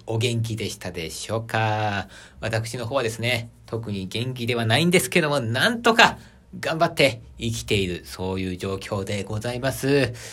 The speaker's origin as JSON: {"language": "Japanese", "region": "Aichi", "country": "Japan", "tie": "born or raised there", "also_born_or_lived": "Tokyo", "said": "地元の 愛知県に戻ってきまして"}